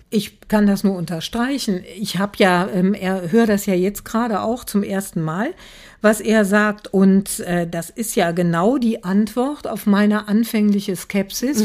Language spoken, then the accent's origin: German; Aachen, North Rhine-Westphalia, Germany; ich komme aus Aachen